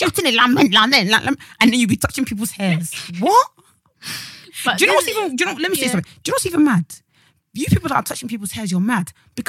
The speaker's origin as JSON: {"language": "English", "country": "Nigeria", "lives_now": "United Kingdom", "said": "me as a Nigerian, we have all these traditions"}